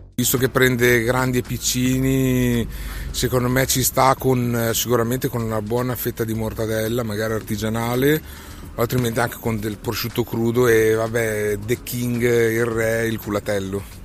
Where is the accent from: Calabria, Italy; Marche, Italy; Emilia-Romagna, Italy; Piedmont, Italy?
Emilia-Romagna, Italy; Modena; sono modenese